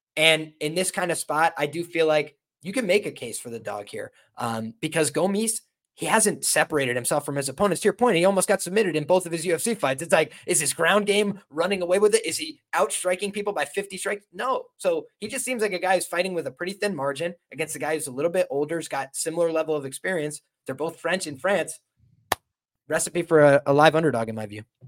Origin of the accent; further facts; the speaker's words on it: Ireland; I'm Irish